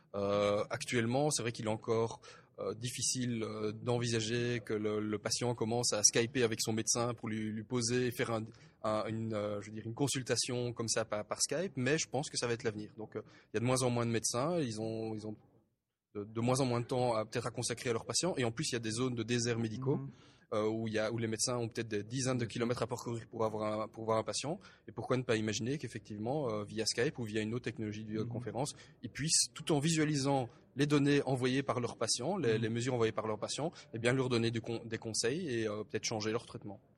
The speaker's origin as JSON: {"language": "French", "country": "Belgium", "said": "moi, en tant que, euh, en tant que Belge"}